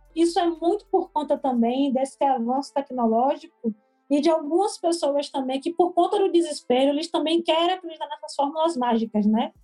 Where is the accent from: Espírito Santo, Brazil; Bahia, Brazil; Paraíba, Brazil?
Bahia, Brazil; Salvador; sou nascida e criada aqui de Vale da Federação, que é um bairro periférico daqui de Salvador